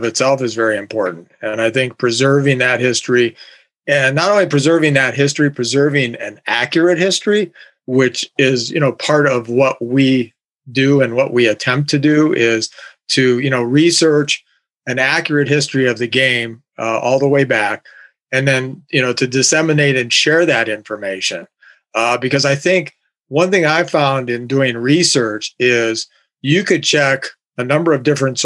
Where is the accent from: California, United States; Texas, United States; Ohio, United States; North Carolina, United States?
Ohio, United States; Canton; also born or lived in Akron, Ohio; growing up in Canton.